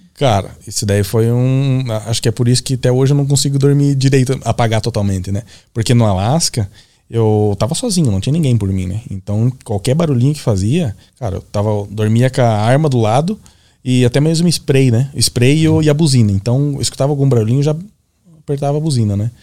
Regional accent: Gaúcho, Rio Grande do Sul, Brazil; pra nós, gaúcho

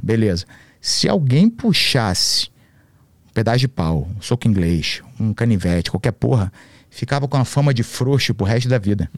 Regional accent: Rio de Janeiro, Brazil; moved away; also born or lived in Santa Catarina; E eu era de classe média no Rio

